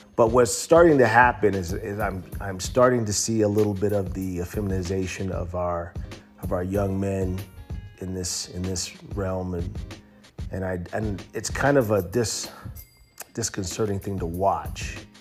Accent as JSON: {"language": "English", "country": "United States", "said": "as American descendants of slaves"}